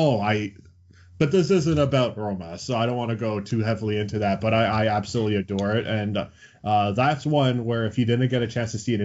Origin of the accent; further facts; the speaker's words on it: Johannesburg, Gauteng, South Africa; moved away; I was born in Johannesburg, South Africa. So this is way back in the day when I was back in South Africa.